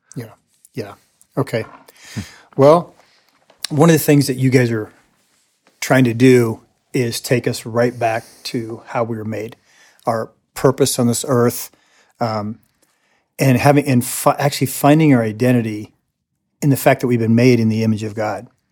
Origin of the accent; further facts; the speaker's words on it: United States; also born or lived in Latin America; I am an American